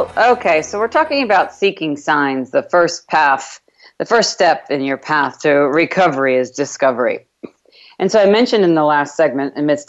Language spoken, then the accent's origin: English; New York, United States; accent: New York; now in Texas, United States; It's kind of hard to say withdraw from my New York accent. I've gotten rid of a lot of my New York accent